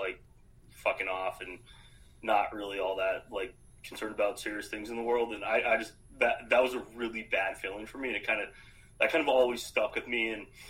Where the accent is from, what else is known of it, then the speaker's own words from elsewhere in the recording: Arizona, United States; also born or lived in Canada / Philadelphia / Boston area; So, grew up in Arizona. I was born in Canada. Only lived there briefly. Not something I advertise too much.